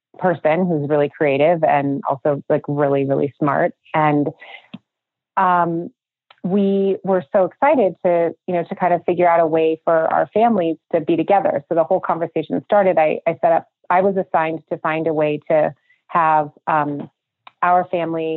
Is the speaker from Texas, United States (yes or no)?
no; Minnesota, United States; moved away as an adult; also born or lived in Manhattan, New York; now in Idaho, United States; I grew up in Minnesota